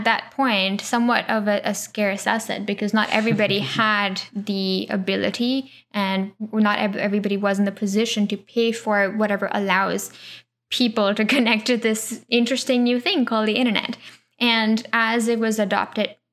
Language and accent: English; Pune, Maharashtra, India; I grew up in Pune, huge city